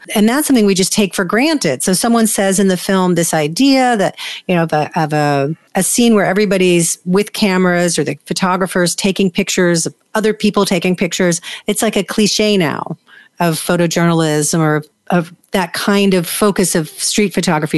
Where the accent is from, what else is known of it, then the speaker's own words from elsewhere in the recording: New York, United States; I grew up in New York